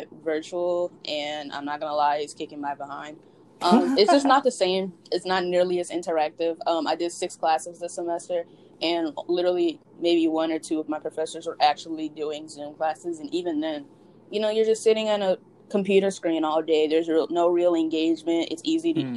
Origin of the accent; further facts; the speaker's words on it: Louisiana, United States; I just remember taking Louisiana history as a required course in, like, middle school